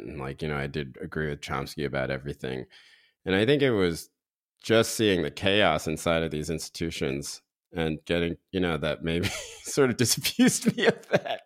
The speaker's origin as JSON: {"language": "English", "region": "North Carolina", "country": "United States", "tie": "born or raised there", "said": "growing up in North Carolina"}